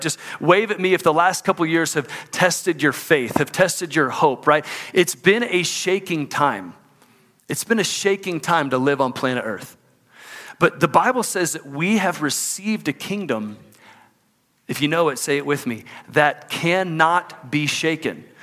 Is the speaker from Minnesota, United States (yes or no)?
no; Houston, Texas, United States; moved away as an adult; now in Salt Lake City, United States; my hometown of Houston, Texas